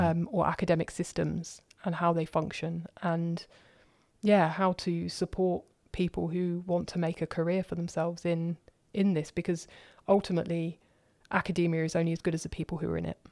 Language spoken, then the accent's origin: English; London, United Kingdom; accent: southerner; moved away as an adult; also born or lived in Cardiff; now in Germany; I was born in London, opposite the Houses of Parliament.